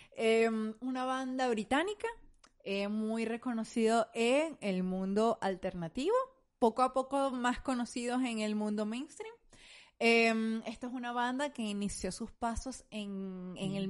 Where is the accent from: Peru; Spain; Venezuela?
Venezuela; moved away; nosotros como venezolanos venimos de un país bien homofóbico.